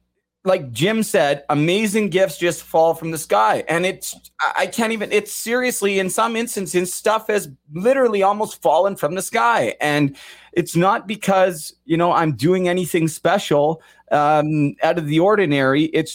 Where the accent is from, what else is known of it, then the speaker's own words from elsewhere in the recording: Kirkland Lake, Ontario, Canada; Shout out Blair, Mandy, and Kirkland Lake. The great hockey town. Great hockey town. I'm from Kirkland Lake.